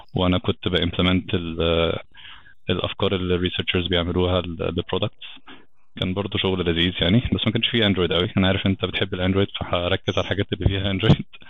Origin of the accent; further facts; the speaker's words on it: Alexandria, Alexandria Governorate, Egypt; moved away as an adult; also born or lived in Brisbane, Australia; now in Cairo, Egypt; انا اصلا من اسكندريه